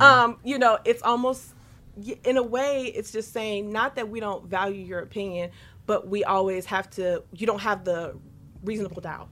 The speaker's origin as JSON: {"language": "English", "town": "Detroit", "region": "Michigan", "country": "United States", "tie": "born or raised there", "said": "growing up in Detroit"}